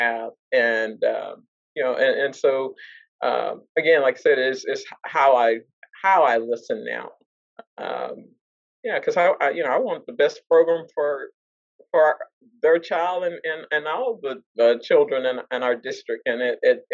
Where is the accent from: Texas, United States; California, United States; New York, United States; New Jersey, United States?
Texas, United States; Dallas; now in Arlington, United States; I work in Fort Worth, but I do not live in Fort Worth. I'm from Dallas.